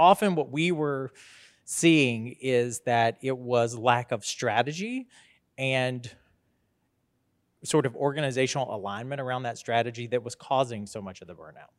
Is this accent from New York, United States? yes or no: no; Statesboro, Georgia, United States; moved away as an adult; also born or lived in Sylvania, Georgia / Macon, Georgia / Washington, D.C.; I was born, uh, right here in Statesboro, Georgia, um, and graduated, uh, from Scriven County High School in Sylvania